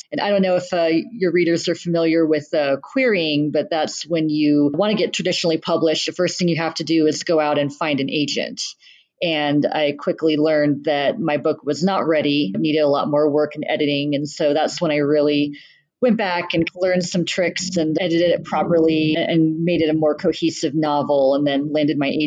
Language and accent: English; Saudi Arabia; also born or lived in Bahrain; I grew up in the Middle East, raised in Saudi Arabia and Bahrain